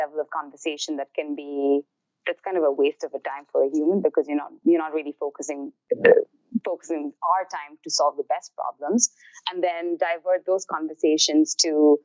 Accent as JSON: {"language": "English", "country": "India", "tie": "born or raised there", "moved": "as an adult", "lives_now": "New York, United States", "said": "I grew up in India."}